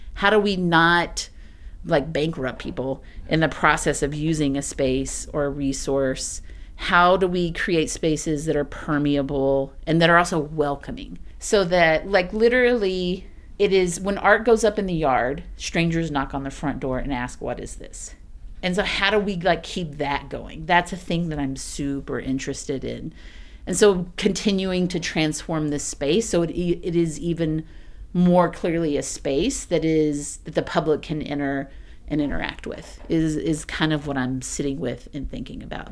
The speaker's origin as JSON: {"language": "English", "region": "East Texas", "country": "United States", "tie": "born or raised there", "also_born_or_lived": "Austin, Texas", "moved": "yes", "lives_now": "Springdale, United States", "said": "I'm from East Texas. I'm from, like, super, pr, like, profoundly rural, thirty-two kids in your class, East Texas"}